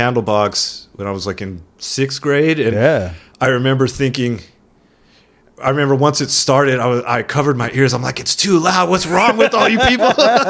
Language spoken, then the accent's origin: English; Monterey, California, United States; now in San Diego, United States; I'm originally from Monterey, California